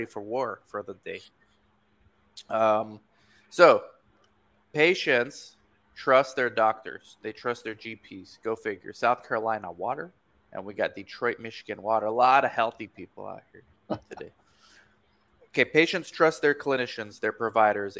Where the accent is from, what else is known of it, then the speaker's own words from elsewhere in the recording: Romania; moved away; I'm from Romania. I'm born in Romania.